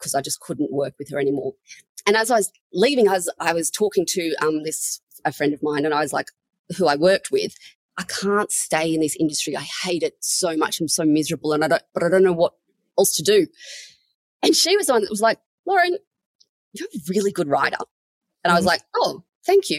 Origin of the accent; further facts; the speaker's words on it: Sydney, New South Wales, Australia; moved away as an adult; also born or lived in Canberra; Born and raised in Sydney, met my husband in Sydney. We're both from Sydney.